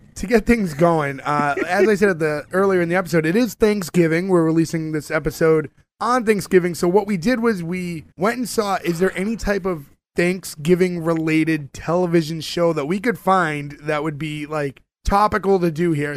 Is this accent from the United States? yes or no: yes; Winthrop, Massachusetts, United States; we are from Winthrop, Massachusetts.